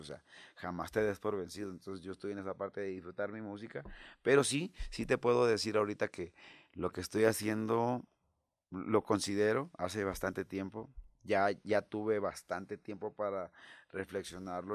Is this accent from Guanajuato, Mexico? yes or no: no; El Rosario, Sinaloa, Mexico; moved away as an adult; also born or lived in Mexico City; luego llego a Rosario, allá a mi tierra